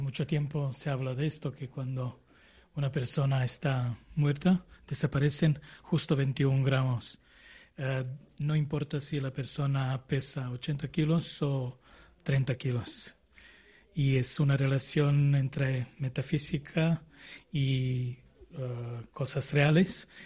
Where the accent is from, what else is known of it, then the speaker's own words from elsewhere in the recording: Serbia; now in Spain; yo soy de los Balcanes, de Serbia, antigua, Yugoslavia.